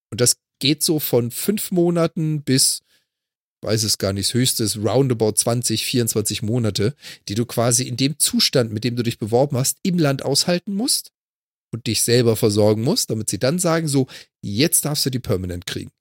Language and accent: German; Germany; als Deutscher